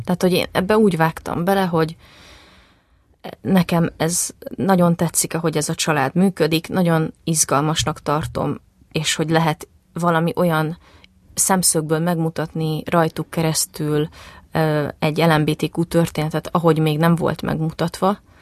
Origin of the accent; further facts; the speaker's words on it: Zalaegerszeg, Zala, Hungary; moved away as an adult; also born or lived in Szabolcs County; now in Budapest, Hungary; az Alágerszegen nőttem föl